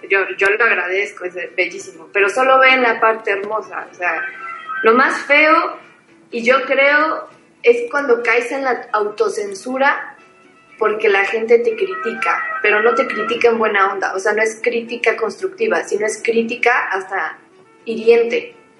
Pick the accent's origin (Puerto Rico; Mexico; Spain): Mexico; yo como mexicana